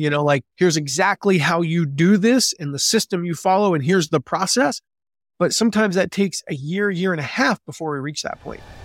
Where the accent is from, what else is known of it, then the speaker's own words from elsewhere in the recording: the South, United States; moved away as an adult; now in Fort Wayne, United States; I grew up in the South. I grew up in the nice, warm weather mostly